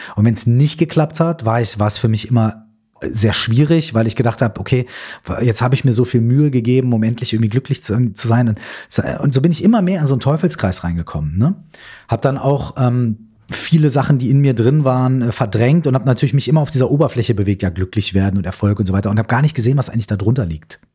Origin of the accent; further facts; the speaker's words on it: Minden, North Rhine-Westphalia, Germany; ich komme aus Minden in Westfalen